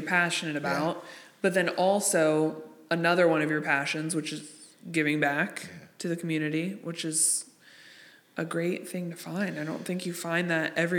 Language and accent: English; Cincinnati, Ohio, United States; now in Northern Kentucky, United States; I grew up in Cincinnati. Well, the east side